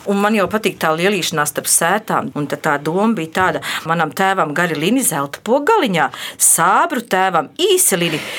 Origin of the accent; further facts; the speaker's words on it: Jērcēni, Valmiera Municipality, Latvia; un es esmu no Jērcēnu pagasta.